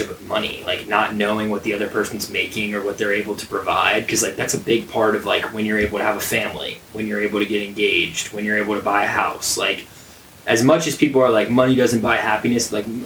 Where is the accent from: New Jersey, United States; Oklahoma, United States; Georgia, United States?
Georgia, United States; Atlanta; growing up in the Atlanta area